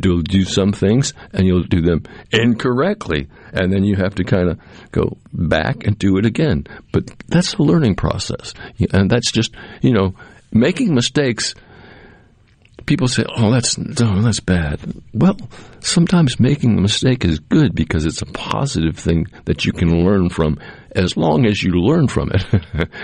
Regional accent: Cape Cod, Massachusetts, United States; now in Mississippi, United States; when I was growing up on Cape Cod

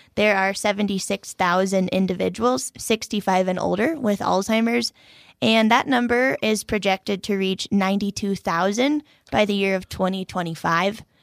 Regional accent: Colorado, United States; moved away; also born or lived in Minnesota; I am originally from Colorado and just as of last November had the opportunity to transfer back to Colorado, my home state

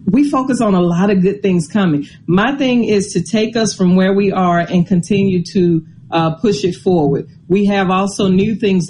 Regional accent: Nettleton, Mississippi, United States; I grew up in Nettleton, Mississippi, and went through the Nettleton School District.

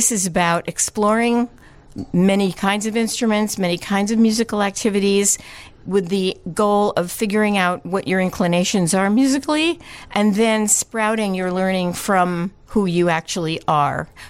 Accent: New York City, New York, United States; also born or lived in Manhattan; I was born in Manhattan, and I grew up in Brooklyn

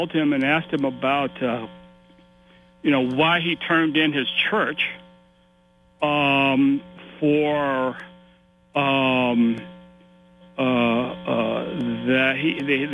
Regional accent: South Carolina, United States; I'm from South Carolina myself.

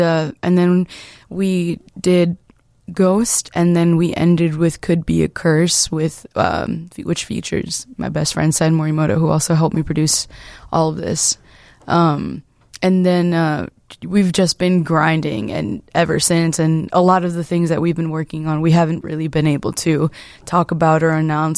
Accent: Chicago, Illinois, United States; Well, I grew up in the Irving Park neighborhood. That's where my first memories come from. Irving Park, and then I feel like we briefly moved to the West Side for a year or two or something like that, and then came back to Irving Park area.

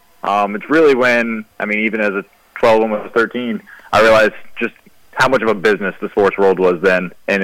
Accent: St. Louis, Missouri, United States; now in Texas, United States; I'm in Texas now, but I grew up in the St. Louis area.

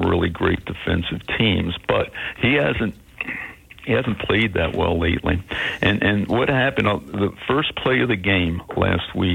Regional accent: Philadelphia, Pennsylvania, United States; I grew up in Philadelphia

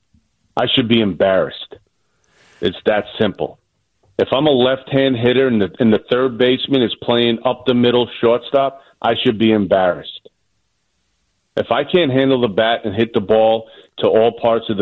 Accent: New York City, New York, United States; accent: New York; born and raised in Staten Island.

